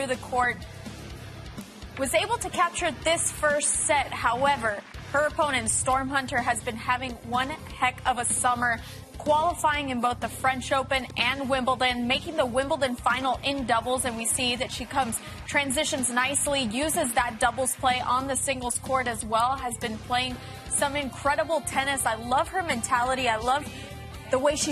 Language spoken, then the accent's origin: English; Puerto Rico; my home country